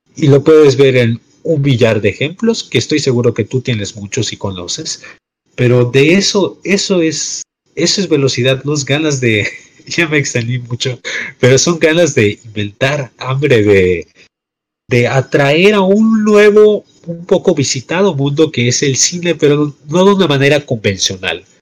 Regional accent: Mexico; en este bello slash horrible país, pero que técnicamente somos orgullosamente mexicanos

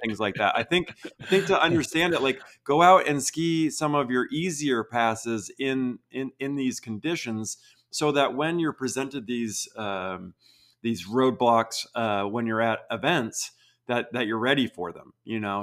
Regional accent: Vermont, United States; I grew up in Vermont

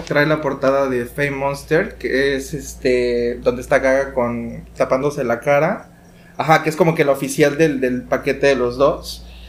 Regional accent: Veracruz, Mexico; Nosotros somos de Veracruz, entonces estábamos en mi mamá trabajaba en una cafetería

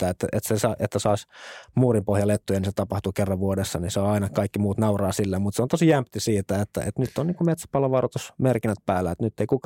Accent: Espoo, Uusimaa, Finland; mä oon tosissaan lähtöisin Espoosta, Westendistä, edelleen vanhemmat asuu siellä – meidän lapsuuden kodissa

